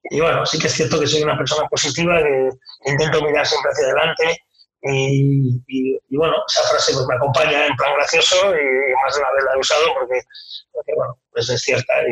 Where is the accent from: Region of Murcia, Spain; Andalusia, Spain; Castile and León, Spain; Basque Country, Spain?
Basque Country, Spain; San Sebastián; now in Madrid, Spain; por la Concha, en San Sebastián, que era donde yo nací